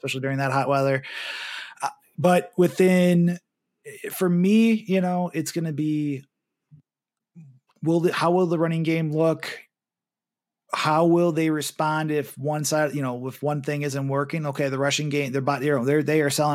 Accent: Cape Coral, Florida, United States; also born or lived in Milwaukee, Wisconsin; now in Wisconsin, United States; from my hometown of Cape Coral in Florida

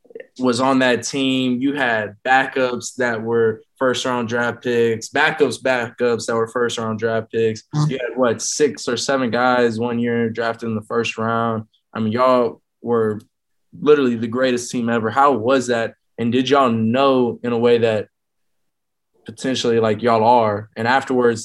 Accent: Houston, Texas, United States; me and Derek, we're both from Houston

